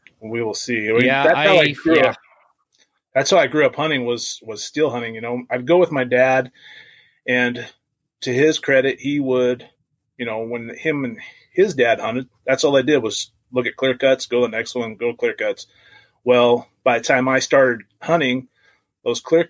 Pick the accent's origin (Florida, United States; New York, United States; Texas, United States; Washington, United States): Washington, United States; Washougal; also born or lived in Klamath, Washington; I live here in Klamath, Washington. And grew up in Washougal